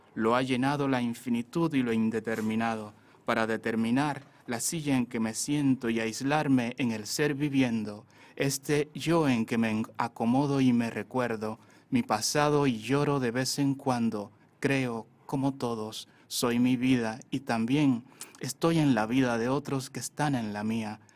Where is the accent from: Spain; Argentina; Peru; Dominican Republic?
Dominican Republic; Sabana de la Mar, Hato Mayor; now in Santo Domingo, Dominican Republic; yo nací en Sabana de la Mar, yo soy de la novia de la bahía. está en la provincia de Tomayor, es un pueblo costero. Eh, ahí, sí, ahí estudié también los estudios básicos. Luego me exilié aquí en Santo Domingo